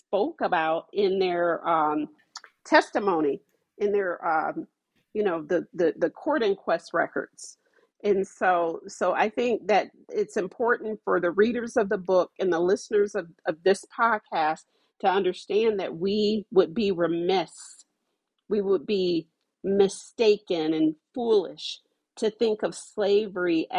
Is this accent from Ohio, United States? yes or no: yes; Ohio, United States; I'm from Ohio